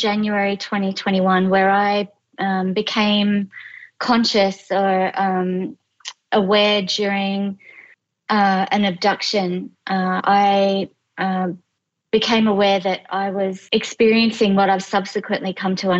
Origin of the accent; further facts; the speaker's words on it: regional New South Wales, Australia; moved away as an adult; also born or lived in London; I am Australian and I'm 46 years old. I grew up in regional New South Wales.